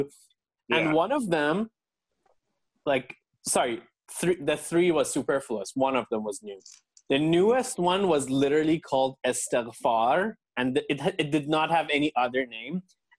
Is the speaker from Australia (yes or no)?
no; Iran; moved away; I grew up in Iran